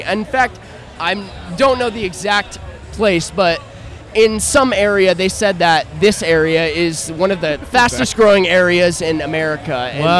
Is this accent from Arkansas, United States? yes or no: yes; Rogers, Arkansas, United States; I'm from around this area. I'm from Rogers, which is about 20 minutes from here.